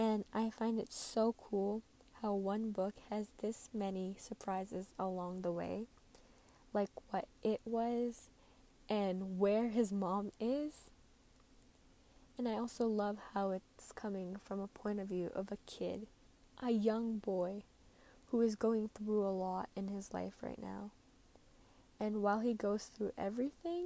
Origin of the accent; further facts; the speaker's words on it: Saskatchewan, Canada; also born or lived in Philippines; I was born and raised in the Philippines, and when I was about 7 years old, I moved here to Canada along with my parents and my two aunties